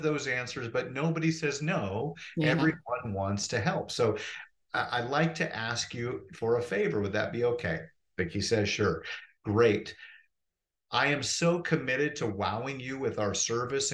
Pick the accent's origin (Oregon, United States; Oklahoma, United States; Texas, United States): Oregon, United States; Portland; moved away as an adult; now in Phoenix, United States; I'm from Portland, Oregon originally, and my wife and I decided to move from the rainforest down to the desert